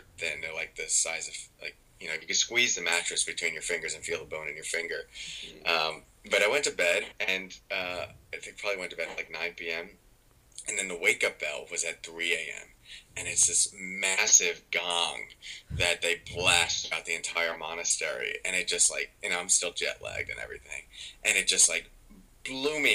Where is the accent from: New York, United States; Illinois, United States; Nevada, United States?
New York, United States; I'm from New York